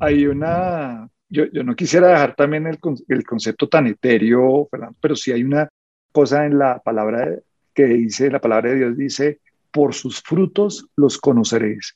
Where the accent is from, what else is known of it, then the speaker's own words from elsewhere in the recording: Colombia; como colombianos